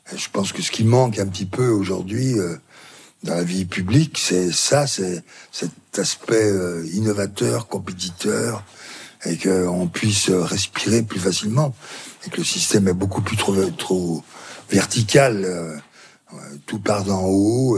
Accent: Belley, Auvergne-Rhône-Alpes, France; Ma ville natale, c'est Belay

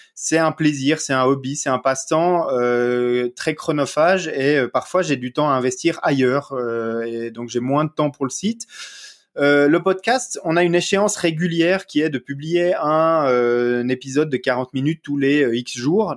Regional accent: Vaud, Switzerland; accent: petit accent du terroir du Gros-de-Vaud; j'ai un petit accent euh, euh, du terroir euh, du, gros de veau en Suisse

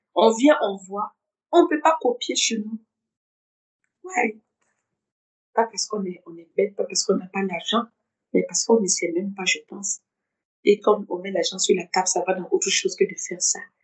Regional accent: Bobo-Dioulasso, Hauts-Bassins, Burkina Faso; moved away as an adult; also born or lived in Ouagadougou, Burkina Faso / United States / Togo; now in France; je reste cette burkinabé je, je reste cette Bourgolaise. voilà et à chaque fois que je repars je repars euh, dans la ville dans la ville où j'ai grandi je suis née à Ouagadougou j'ai à Bobo

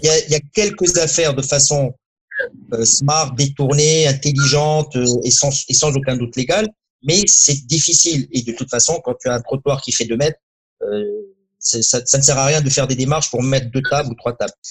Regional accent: Morocco; je suis très fier de, de ce qui s'est passé dans mon pays natal

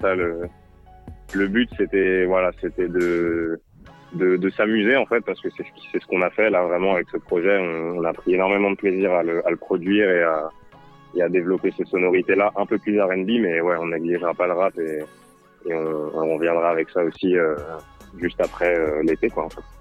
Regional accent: Lyon, Auvergne-Rhône-Alpes, France; je suis originaire de Lyon

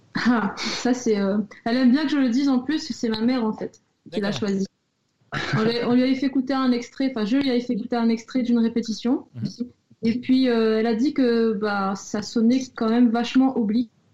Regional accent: Réunion; moved away as an adult; now in Nancy, France; je viens de La Réunion

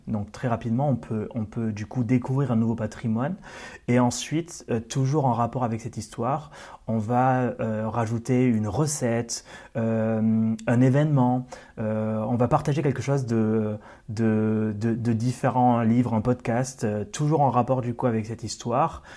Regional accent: Occitania, France; je suis originaire d'Occitanie, de, comme tu l'as dit tout à l'heure. donc, j'ai commencé du coup dans ma région natale

